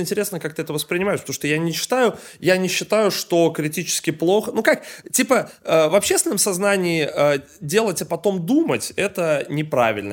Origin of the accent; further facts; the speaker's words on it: Saint Petersburg, Russia; я из Питера сам, Э, как бы как-то, блядь, говорится, коренной петербуржец